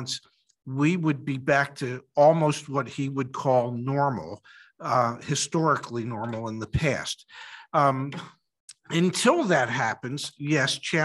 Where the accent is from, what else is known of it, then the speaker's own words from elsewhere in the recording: Philadelphia, Pennsylvania, United States; moved away; I'm originally from Philadelphia